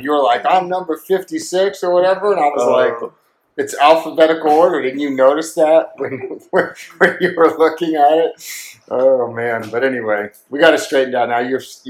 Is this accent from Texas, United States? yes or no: no; Oregon, United States; I grew up in Oregon in the middle of nowhere